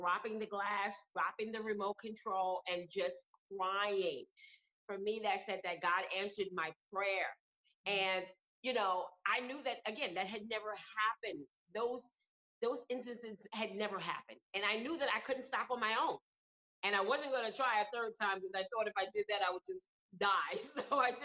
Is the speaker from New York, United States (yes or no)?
yes; New York City, New York, United States; moved away; I'm originally from Brooklyn, New York.